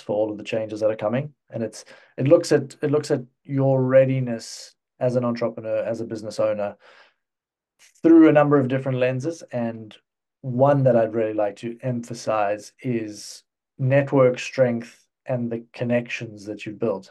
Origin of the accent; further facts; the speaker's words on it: South Africa; also born or lived in United Kingdom / Cyprus; now in Czech Republic; I'm, I'm originally from South Africa. Um, I spent the, the first chunk of my life over there